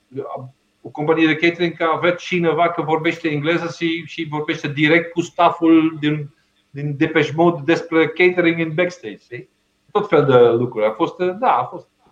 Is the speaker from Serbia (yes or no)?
no; Belgium; Romanian is a second language; moved away as an adult; now in Romania; am plecat din Belgia în 97